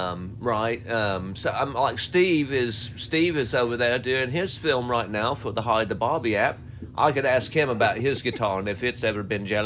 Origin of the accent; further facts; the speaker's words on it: United Kingdom; Of course, we're British. Even if we don't like it, we're not going to say something immediately.